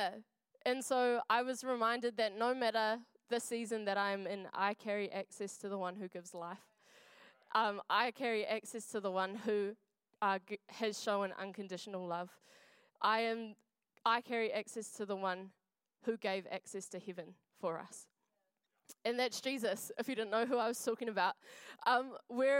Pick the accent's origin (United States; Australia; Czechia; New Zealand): New Zealand; Wainuiomata, Wellington; now in Dunedin, New Zealand; I am from Wellington. I grew up in a little place called Nainai.